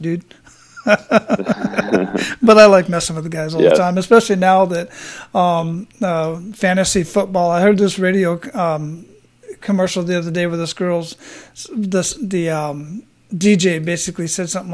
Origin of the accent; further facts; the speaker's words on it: Phoenix, Arizona, United States; from Arizona, from Phoenix, where I grew up